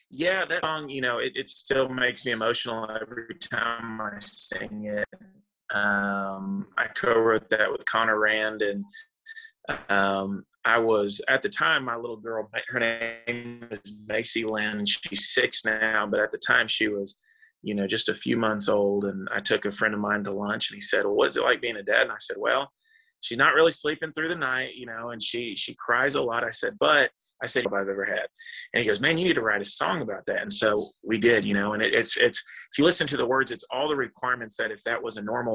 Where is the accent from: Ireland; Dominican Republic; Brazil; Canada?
Dominican Republic; moved away; also born or lived in Texas; Well, I was born in Corpus Christi, Texas, which is way, way south Texas. But my parents were missionaries, so I actually grew up overseas in the Dominican Republic for most of my childhood.